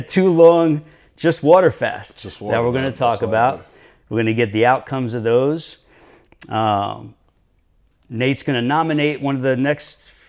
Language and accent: English; New York City, New York, United States; moved away; we were both made in Brooklyn.